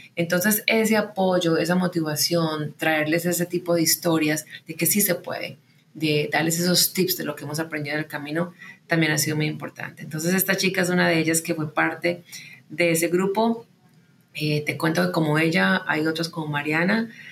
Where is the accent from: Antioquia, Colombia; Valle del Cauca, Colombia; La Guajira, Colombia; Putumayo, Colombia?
Antioquia, Colombia; Medellín; moved away as an adult; also born or lived in United States; Yo nací y crecí en Medellín